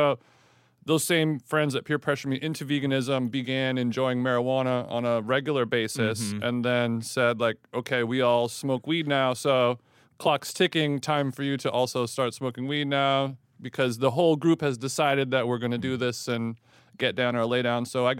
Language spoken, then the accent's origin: English; Los Angeles, California, United States; I'm from Los Angeles